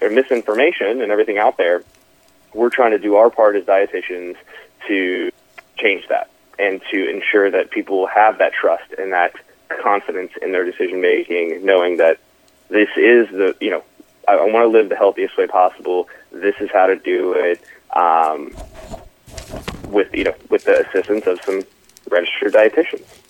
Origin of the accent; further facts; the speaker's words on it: Dayton, Ohio, United States; moved away as an adult; also born or lived in Cincinnati, Ohio; now in Dallas, United States; born and raised though in, in Dayton, Ohio